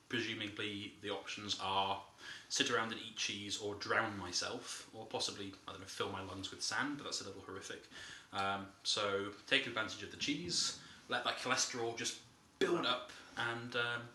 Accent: Yorkshire and the Humber, United Kingdom; So I don't sound it, but I am a Yorkshireman. You can tell it because I say the word bath correctly.

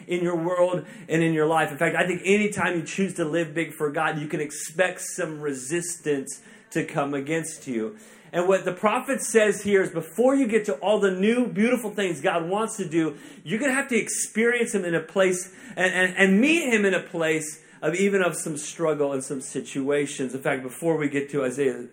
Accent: Tulsa, Oklahoma, United States; now in Kansas City, United States; I'm actually originally from Tulsa, which is like, that's Oklahoma

